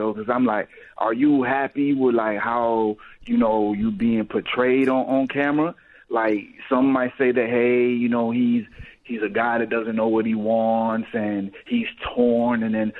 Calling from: Detroit, Michigan, United States; I'm calling from Detroit.

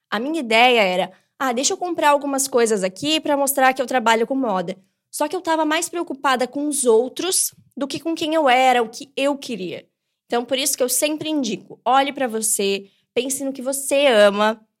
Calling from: São Paulo, Brazil; sou de São Paulo

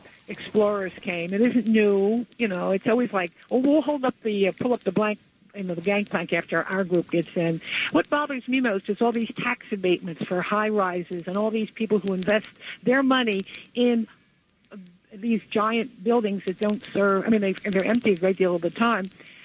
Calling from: New Jersey, United States; from New Jersey.

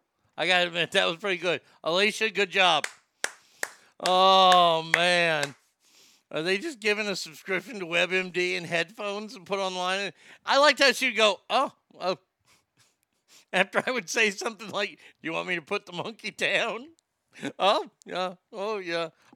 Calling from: Texas, United States; I'm calling from Texas.

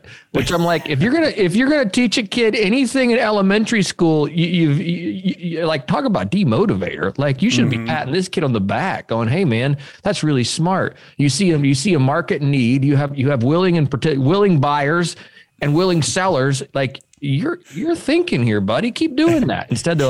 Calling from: Memphis, Tennessee, United States; Memphis, Tennessee.

